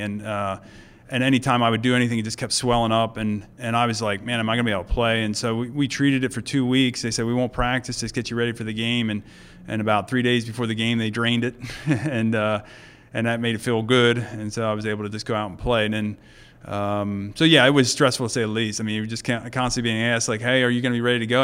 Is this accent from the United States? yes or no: yes; Mount Joy, Pennsylvania, United States; we lived, uh, there till I was about twelve, and then, uh, we sold the farm and moved to Mount Joy